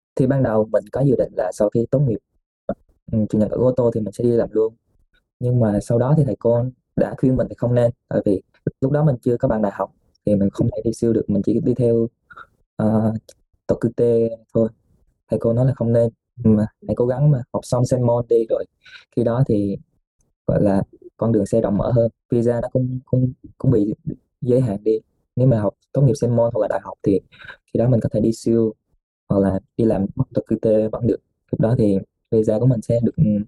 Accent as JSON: {"language": "Vietnamese", "country": "Vietnam", "also_born_or_lived": "Nagasaki, Japan", "moved": "yes", "lives_now": "Japan", "said": "người Việt của mình"}